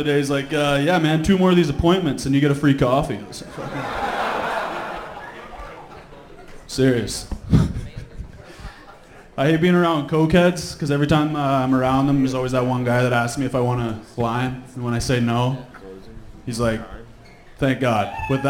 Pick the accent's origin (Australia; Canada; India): Canada; I'm from a small town just north of here. Canada.